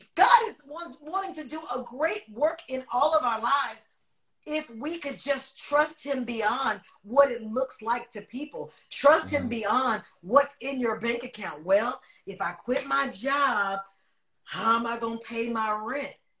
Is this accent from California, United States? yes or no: yes; Oakland, California, United States; moved away as an adult; now in Los Angeles, United States; I'm from Oakland.